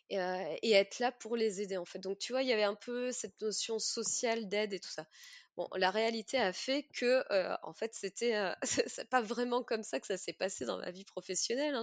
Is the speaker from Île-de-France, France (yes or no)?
no; Mimizan, Nouvelle-Aquitaine, France; moved away; also born or lived in Australia; Alors moi, j'ai grandi à Mimizan, donc Mimizan et Contis, une petite ville des Landes en bord de mer